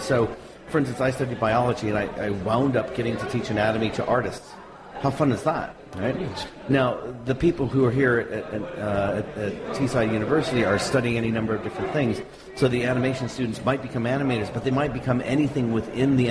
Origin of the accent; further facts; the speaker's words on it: United States; I'm an American